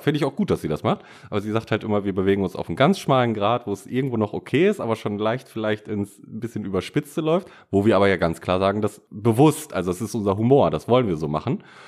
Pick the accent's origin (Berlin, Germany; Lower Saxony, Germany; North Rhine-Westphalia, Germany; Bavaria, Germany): North Rhine-Westphalia, Germany; Bad Oeynhausen; da wo ich herkomme